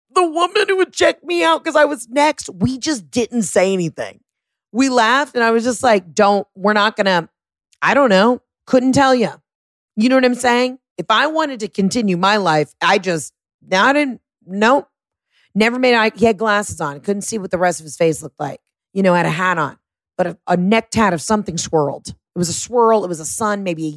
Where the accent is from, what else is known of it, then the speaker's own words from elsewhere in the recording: the South, United States; I'm from the South